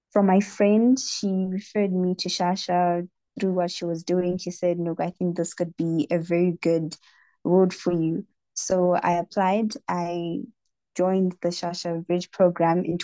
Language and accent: English; Harare, Zimbabwe; I am from Harare in the country of Zimbabwe